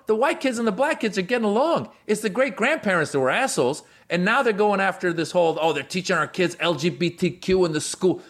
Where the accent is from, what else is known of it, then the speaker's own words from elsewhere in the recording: Iran; moved away; And so I was born in Iran, all right? I was in Iran before the Islamic Revolution happened